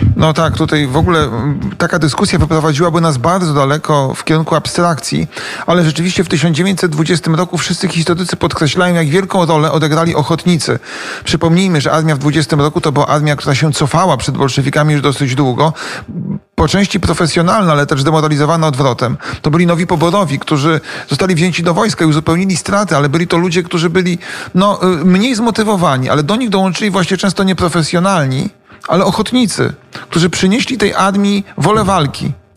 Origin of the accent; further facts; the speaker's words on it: Poland; now in Kyiv, Ukraine; nas Polaków